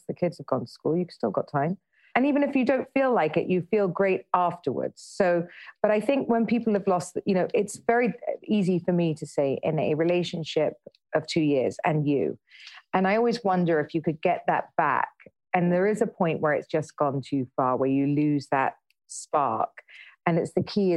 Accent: United Kingdom; we're British

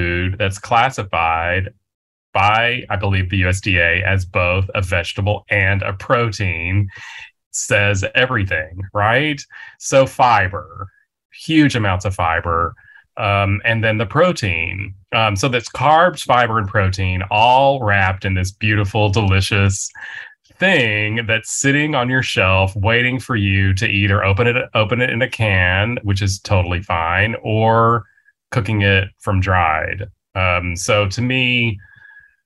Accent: West Texas, United States; I grew up in West Texas

